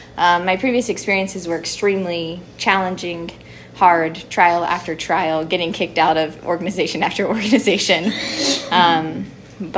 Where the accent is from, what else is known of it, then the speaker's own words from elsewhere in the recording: Uganda; accent: English; My accent is like, doesn't know if I should speak with an English accent or Ugandan accent right now.